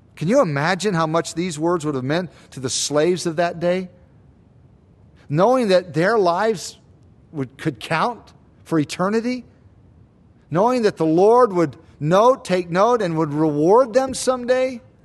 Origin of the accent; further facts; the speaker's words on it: United States; us as American Christians